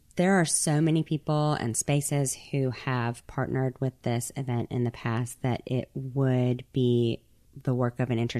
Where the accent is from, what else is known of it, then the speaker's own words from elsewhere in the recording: Mississippi Gulf Coast, United States; moved away; am an artist and curator from the Mississippi Gulf Coast